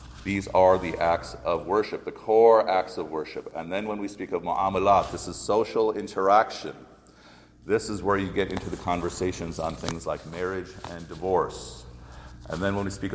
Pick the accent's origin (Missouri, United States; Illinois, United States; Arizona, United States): Illinois, United States; Chicago; When I was growing up in Chicago, way back in the 70s